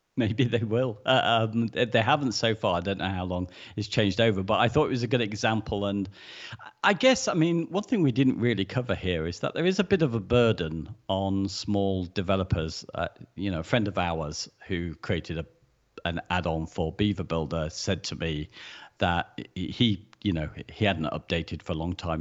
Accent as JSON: {"language": "English", "country": "United Kingdom", "said": "we're British"}